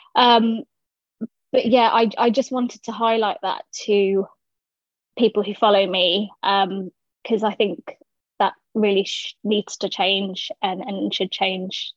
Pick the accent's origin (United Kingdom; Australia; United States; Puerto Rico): United Kingdom; London; I was born and raised in South London